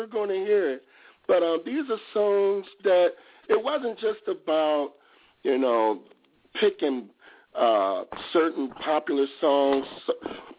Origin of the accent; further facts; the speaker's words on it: Detroit, Michigan, United States; I'm from Detroit.